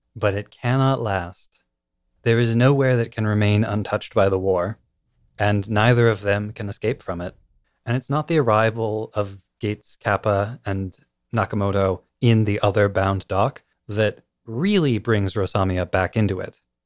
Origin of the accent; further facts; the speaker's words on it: United States; I'm from the United States